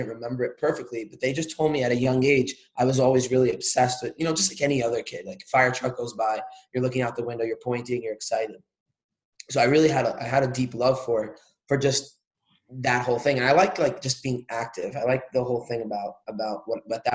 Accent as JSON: {"language": "English", "region": "New York", "country": "United States", "said": "I'm here from New York"}